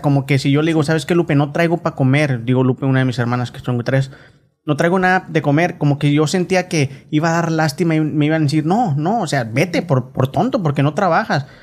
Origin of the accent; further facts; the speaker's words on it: Mexico; now in Oklahoma, United States; nosotros crecimos en México